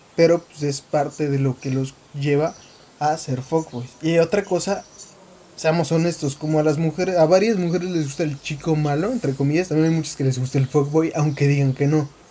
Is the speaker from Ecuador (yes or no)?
no; Mexico; soy mexicano. Al menos la mitad de mí